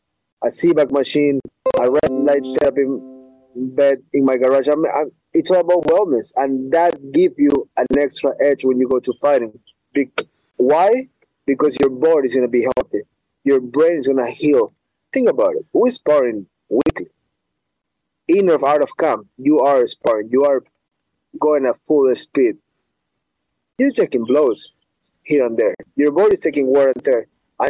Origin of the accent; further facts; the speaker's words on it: Ecuador; moved away; I'm from Ecuador